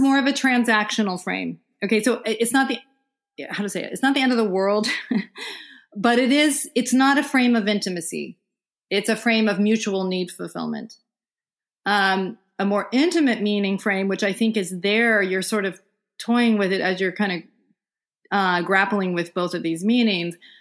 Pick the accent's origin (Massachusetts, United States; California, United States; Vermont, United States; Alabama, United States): Vermont, United States; I'm actually sitting in Vermont right now